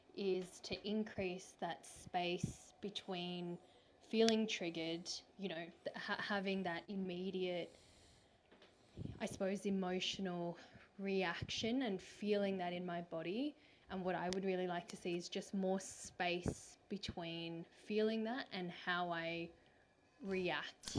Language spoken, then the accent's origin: English; Australia; growing up in Australia